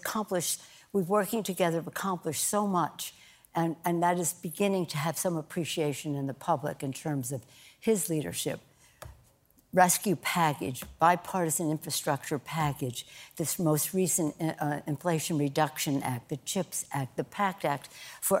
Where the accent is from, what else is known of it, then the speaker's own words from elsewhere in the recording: Maryland, United States; now in California, United States; I'm from Maryland originally. I've been in California a long time